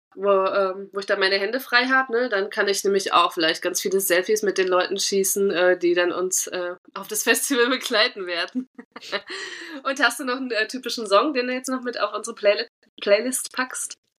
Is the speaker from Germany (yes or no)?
yes; Thuringia, Germany; accent: Thuringian; moved away; Ich, ich lebe schon zu lange nicht mehr in Thüringen